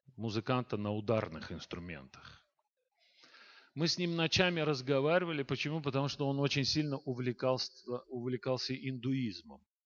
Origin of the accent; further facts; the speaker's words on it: Baku, Azerbaijan; я родился и вырос в Баку, а это столица Азербайджана